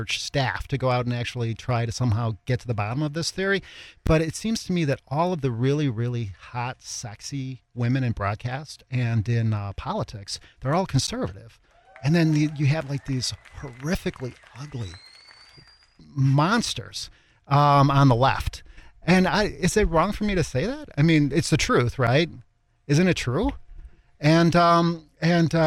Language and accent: English; Chicago, Illinois, United States; I'm from Chicago, I actually grew up on the south side of Chicago